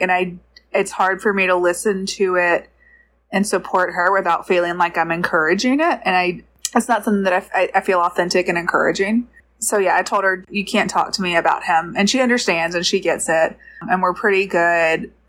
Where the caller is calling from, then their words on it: Georgia, United States; I'm calling from Georgia